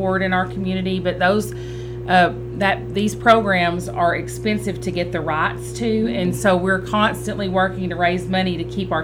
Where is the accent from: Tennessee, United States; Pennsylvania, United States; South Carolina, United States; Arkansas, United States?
Arkansas, United States; I'm from Arkansas